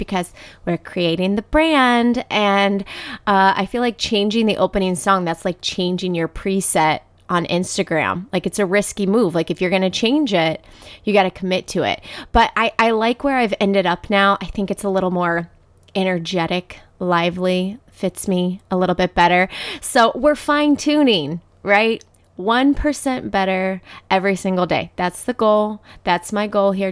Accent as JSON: {"language": "English", "town": "Dayton", "region": "Ohio", "country": "United States", "tie": "born or raised there", "also_born_or_lived": "Saint Petersburg, Florida", "said": "I grew up, I'm from Dayton, Ohio, and spent time here"}